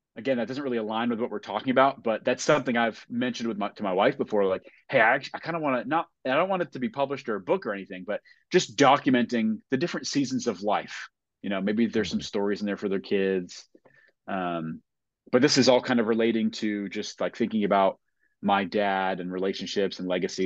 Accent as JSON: {"language": "English", "region": "New England", "country": "United States", "tie": "born or raised there", "said": "growing up in New England"}